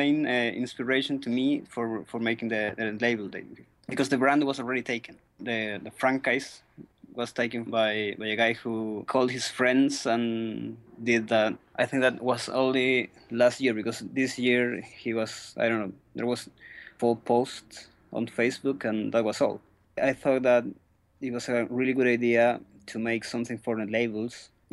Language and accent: English; Chile; I'm from Chile